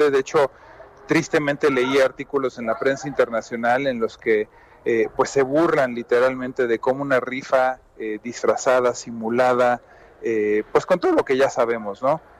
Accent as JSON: {"language": "Spanish", "country": "Mexico", "said": "Y, más, yo soy mexicano y de a pie, ¿a mí eso qué, no?"}